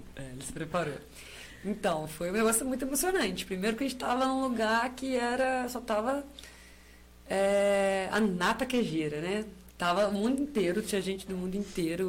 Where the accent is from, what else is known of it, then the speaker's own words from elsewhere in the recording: Paiolim, Minas Gerais, Brazil; also born or lived in Rio Preto; Eu nasci aqui em, no Paiolim